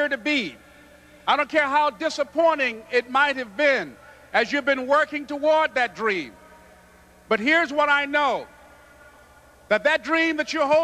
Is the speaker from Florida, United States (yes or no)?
yes; Miami, Florida, United States; born or raised there